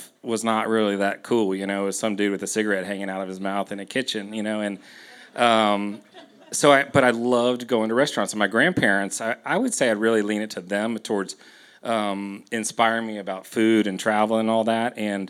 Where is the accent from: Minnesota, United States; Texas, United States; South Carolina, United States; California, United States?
Texas, United States; Houston; You know, I grew up in Houston.